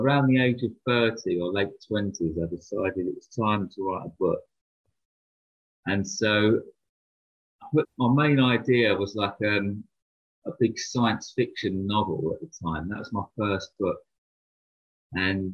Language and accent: English; London, United Kingdom; I grew up in London, and that was during the 1990s